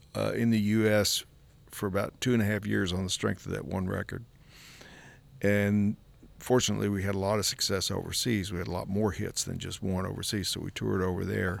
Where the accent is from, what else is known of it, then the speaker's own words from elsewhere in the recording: Kentucky, United States; we grew up in Kentucky